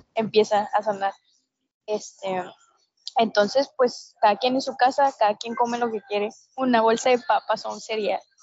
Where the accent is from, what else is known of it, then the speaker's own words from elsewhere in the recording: Mexico; Somos mexicanos